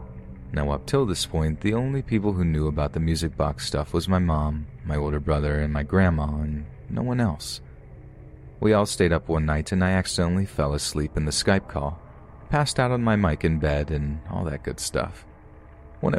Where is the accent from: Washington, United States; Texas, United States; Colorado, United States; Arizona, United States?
Washington, United States; I am currently 25 years old. I grew up in Washington State.